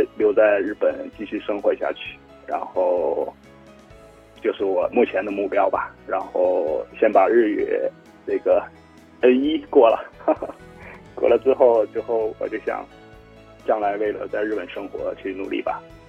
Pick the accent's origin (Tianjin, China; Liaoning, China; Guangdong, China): Liaoning, China; now in Fukuoka, Japan; 是的，是的，我的家乡也是在，同样也是在海边，呃，所以我也比较喜欢有海的地方嘛。